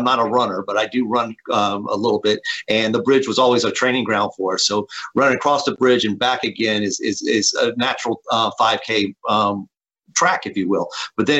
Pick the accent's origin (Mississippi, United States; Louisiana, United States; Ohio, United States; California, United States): Mississippi, United States; Ocean Springs; I grew up in Ocean Springs. I spent most of my life in Ocean Springs. I left briefly to go to school and college and get married, but I returned to the Gulf Coast, and I knew that Ocean Springs is the only place I wanted to live.